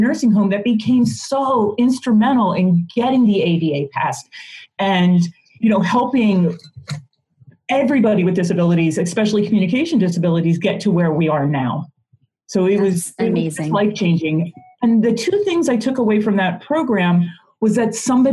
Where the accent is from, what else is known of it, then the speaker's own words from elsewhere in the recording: Philadelphia, Pennsylvania, United States; also born or lived in South Carolina; now in Arizona, United States; I grew up in Philadelphia and also lived in South Carolina, now live out in Arizona